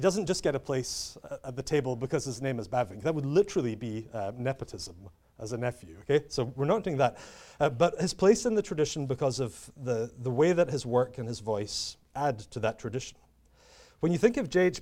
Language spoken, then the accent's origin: English; United Kingdom; I'm British, uh, as you can tell